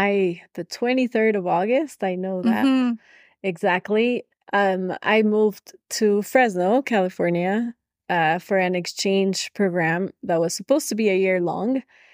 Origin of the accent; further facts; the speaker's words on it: Quito, Pichincha, Ecuador; moved away as an adult; I grew up in Quito, Ecuador. I lived here until I was 20, I guess.